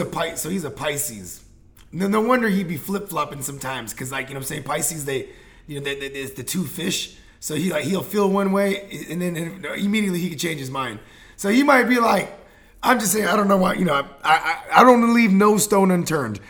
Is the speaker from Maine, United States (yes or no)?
no; Bay Area, California, United States; I'm from the Bay Area